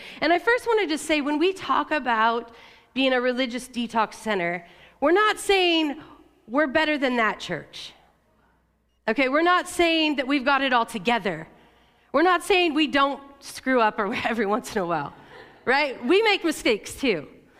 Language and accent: English; La Grande, Oregon, United States; You know, I grew up in Eastern Oregon in LeGrand.